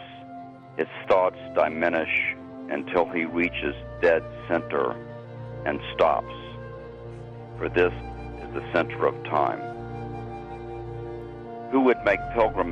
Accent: Memphis, Tennessee, United States; I grew up in Memphis, Tennessee

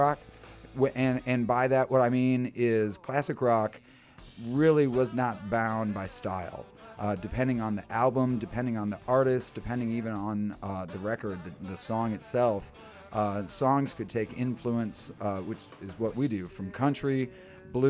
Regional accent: Zion, Illinois, United States; moved away as an adult; also born or lived in Chicago / South suburbs of Chicago; I'm a Chicago artist, but I grew up in Zion on the north side and lived there most of my life

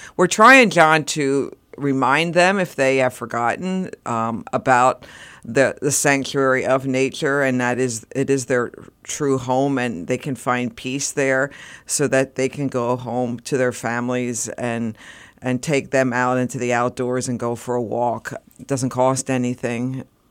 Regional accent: Reading, Pennsylvania, United States; I came from a suburbs outside Reading

